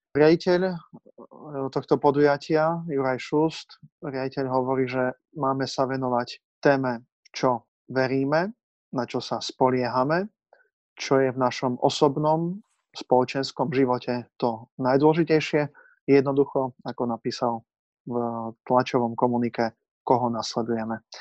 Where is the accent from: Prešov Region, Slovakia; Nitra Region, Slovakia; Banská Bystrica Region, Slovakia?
Prešov Region, Slovakia; Kendice; also born or lived in Washington, United States / Rome, Italy; now in Košice, Slovakia; som katolickým kňazom, to je asi najdôležitejšia informácia, akým som. Pôsobím v Košiciach, pochádzam z Kendic a po štúdiách teológie v Košiciach, základnej, základnej teológie, som odišiel do Washingtonu na licenciát